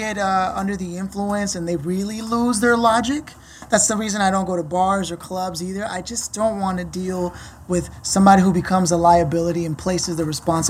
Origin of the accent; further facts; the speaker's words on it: Los Angeles, California, United States; moved away as an adult; also born or lived in New York; I didn't know what LA was till I left LA.